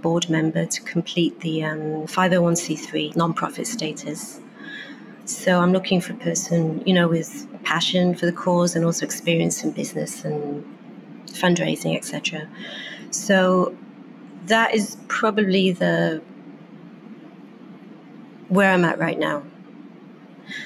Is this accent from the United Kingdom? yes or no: yes; Wales, United Kingdom; moved away as an adult; also born or lived in Beijing / Hong Kong / Germany / London; now in New York, United States; Growing up in Wales